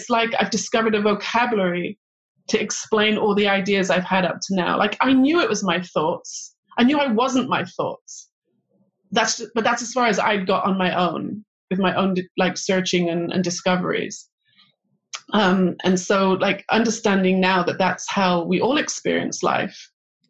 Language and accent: English; England, United Kingdom; moved away as an adult; also born or lived in Manchester / London; now in Israel; I grew up in England